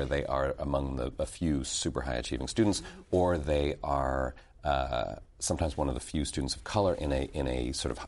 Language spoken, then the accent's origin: English; Toronto, Ontario, Canada; moved away as an adult; also born or lived in Montreal, Canada; I grew up in Canada. Mm-hmm. And after finishing high school in Toronto